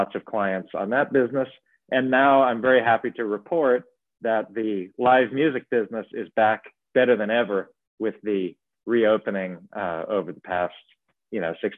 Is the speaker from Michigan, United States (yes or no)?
no; Baltimore, Maryland, United States; moved away as an adult; now in Miami, United States; originally I'm from Baltimore, Maryland. I came down here to Miami to go to music school